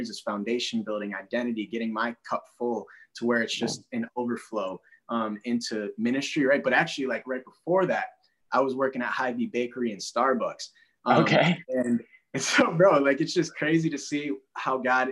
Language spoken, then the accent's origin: English; Minneapolis, Minnesota, United States; I'm from Minneapolis, St. Paul, Twin Cities.